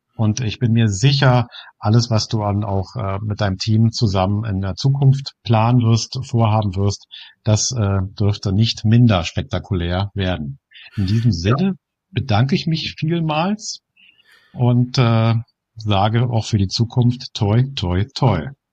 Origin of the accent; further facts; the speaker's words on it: Germany; Bei uns in Deutschland